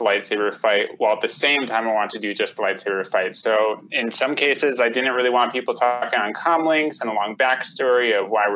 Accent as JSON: {"language": "English", "region": "Connecticut", "country": "United States", "tie": "born or raised there", "moved": "yes", "lives_now": "California, United States", "said": "I grew up in Connecticut on the East Coast"}